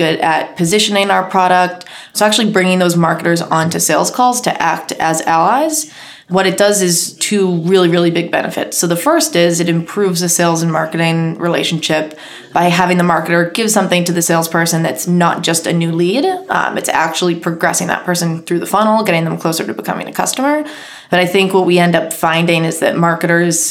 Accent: Boston, Massachusetts, United States; moved away as an adult; now in Sydney, Australia; I'm from Boston originally

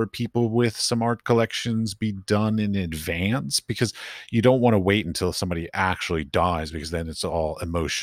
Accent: Washington, District of Columbia, United States; I grew up in Washington, D.C., and when I was in high school

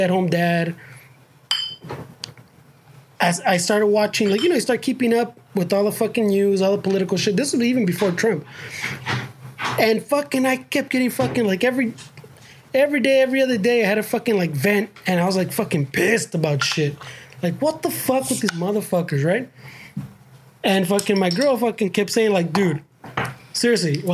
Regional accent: United States; as Chicanos, I like to think we're American first

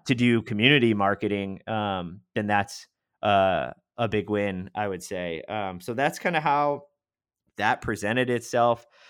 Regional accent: Rochester, New York, United States; moved away as an adult; also born or lived in Washington, D.C.; now in Tampa, United States; I'm from Western New York in, in Rochester, and that's where I grew up

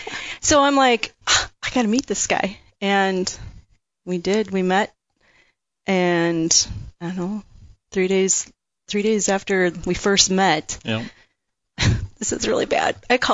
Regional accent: Twin Cities area, Minnesota, United States; Well, Twin City area, basically, most of my life. Okay. I know, had moved around a lot when I was younger.

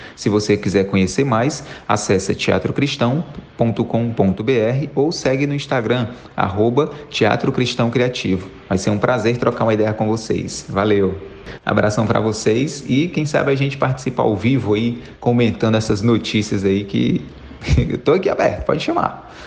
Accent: Fortaleza, Ceará, Brazil; sou de Fortaleza, no Ceará.

